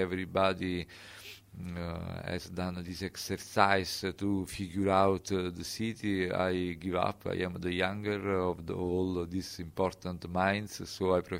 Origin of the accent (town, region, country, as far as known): Naples, Campania, Italy